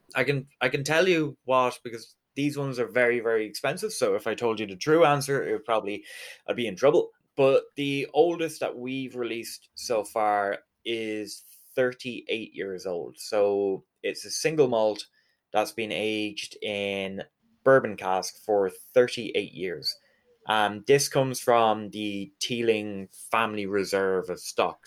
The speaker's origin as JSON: {"language": "English", "town": "Galway", "region": "Connacht", "country": "Ireland", "said": "I'm from Galway, which in Irish is Galiev"}